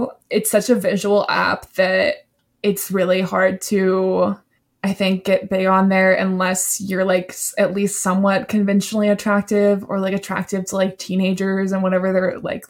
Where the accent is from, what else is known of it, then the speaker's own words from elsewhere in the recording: the South, United States; I'm from the South and I just don't know how to really talk fast.